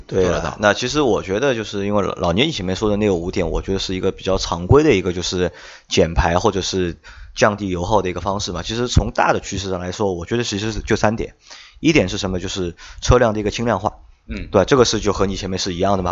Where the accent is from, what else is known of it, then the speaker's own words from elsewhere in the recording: China; 我中国人